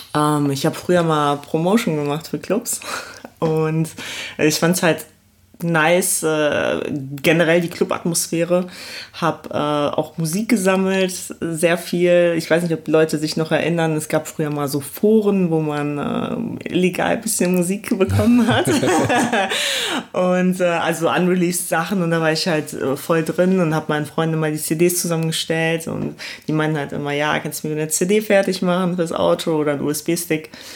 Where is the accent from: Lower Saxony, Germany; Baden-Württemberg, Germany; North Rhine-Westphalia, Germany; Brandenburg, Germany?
North Rhine-Westphalia, Germany; Essen; also born or lived in Poland; now in Cologne, Germany; aufgewachsen bin ich im Ruhrpott in Essen